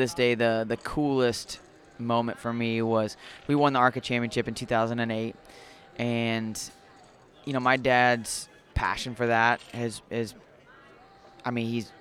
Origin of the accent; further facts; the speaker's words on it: Springfield, Illinois, United States; I grew up in Springfield, Illinois